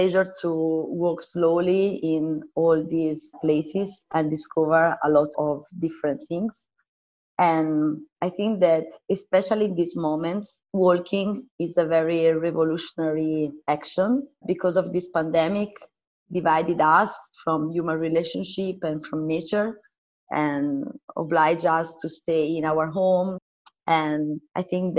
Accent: San Giovanni Valdarno, Tuscany, Italy; My roots are in Tuscany, in San Giovanni Valdarno

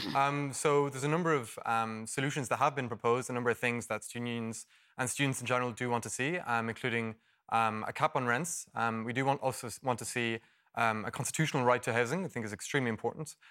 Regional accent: Dublin, Leinster, Ireland; I'm originally from Dublin

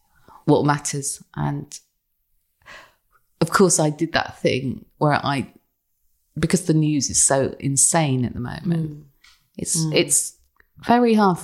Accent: England, United Kingdom; they were laughing at us because we're English

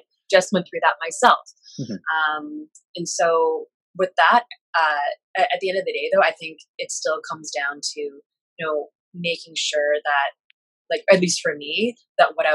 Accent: Canada; being an Asian millennial growing up in Canada and living in Canada

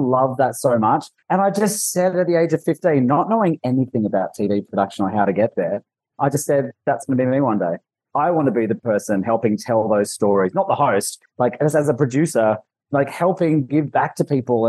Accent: Newcastle, New South Wales, Australia; accent: Ocker; also born or lived in Los Angeles, United States; now in New York, United States; I grew up in Newey

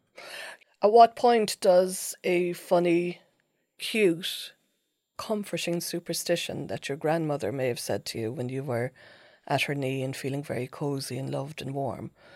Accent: Ireland; growing up in Ireland in the eighties

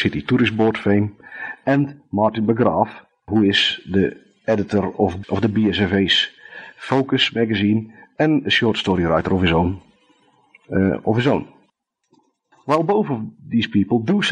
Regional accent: Netherlands; accent: thick Dutch; English is a second language; my thick Dutch accent

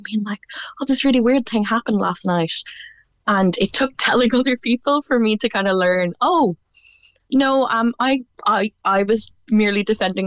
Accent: Galway, Connacht, Ireland; I'm from Galway City myself

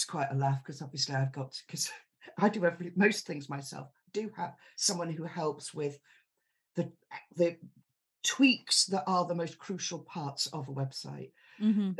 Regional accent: Yorkshire and the Humber, United Kingdom; moved away; I'm originally from Yorkshire

